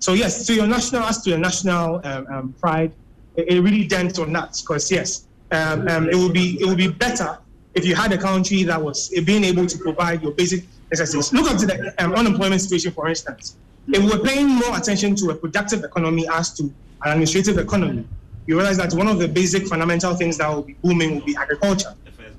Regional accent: Ghana

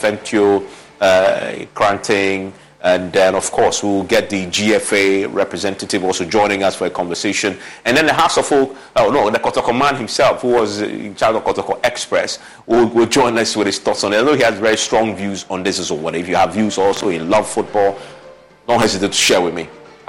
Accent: Accra, Greater Accra, Ghana; when I growing up in the Dabraka

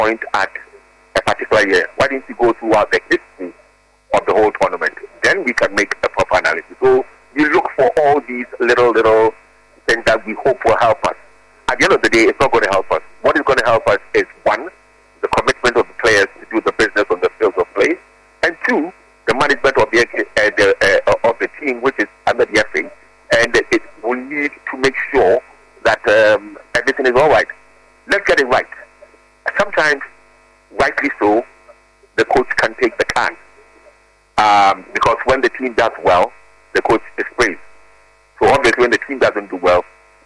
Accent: Ghana; as a Ghanaian

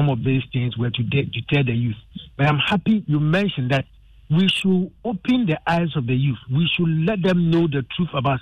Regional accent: Assin Central, Central Region, Ghana; I am an Asin. I come from Asin Central.

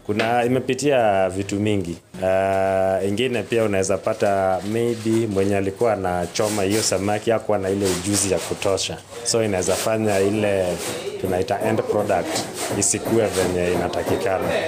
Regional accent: Nyanza, Kenya; moved away; sisi ni watu tumelelewa huko sehemu za Nyanza

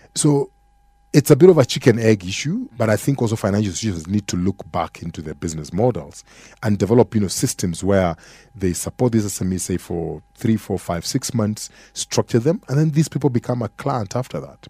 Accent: Kenya; as an African or as a Kenyan consumer

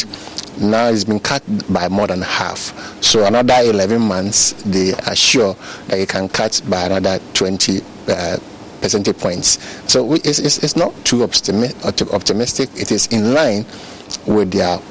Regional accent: Ghana; I'm a Ghanaian.

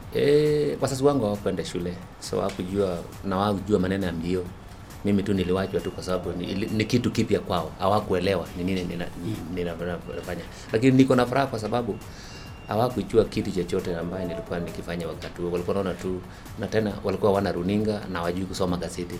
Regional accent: Kaptalamwa, Elgeyo-Marakwet County, Kenya; Kaptalamwa huko ndio nilipozaliwa milimani juu kabisa Cherangani

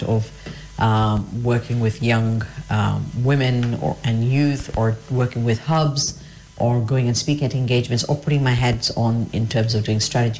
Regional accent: Kenya; also born or lived in United Kingdom; I'm from Kenya, I'm a Kenyan

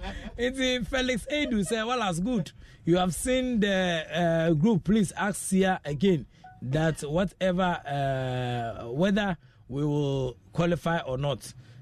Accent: Nigeria; I am from Nigeria. I am from Nigeria.

